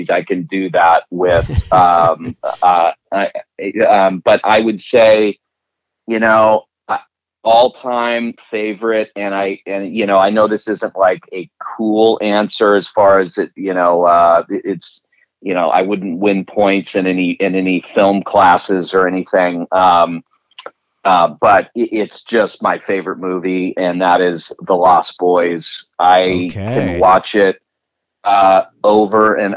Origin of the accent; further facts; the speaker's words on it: Orange County and Santa Cruz, California, United States; I was born in Santa Cruz. I grew up in Orange County and half in Orange County, half in Santa Cruz. I went back and forth my whole life